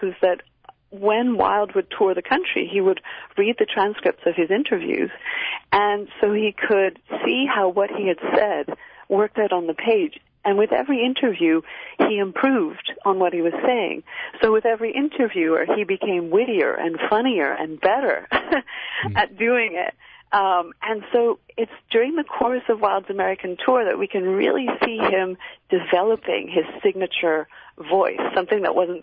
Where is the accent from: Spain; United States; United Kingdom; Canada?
Canada; also born or lived in Cambridge; I was a student at Cambridge myself, and I'm Canadian